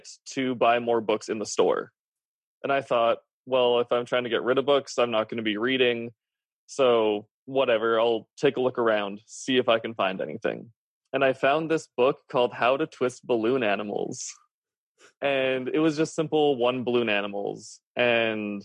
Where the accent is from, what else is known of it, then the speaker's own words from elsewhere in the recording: Canada; I'm Canadian